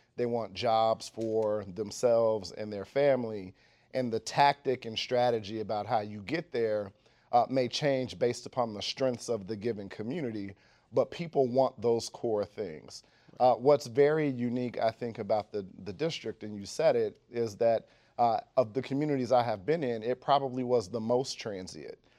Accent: Dayton, Ohio, United States; moved away as an adult; now in Washington, D.C., United States; I went to public schools in Dayton, Ohio

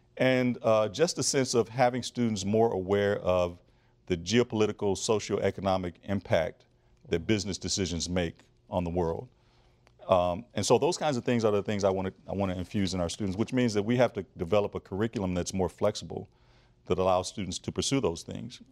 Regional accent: Flint, Michigan, United States; I grew up in Flint, Michigan

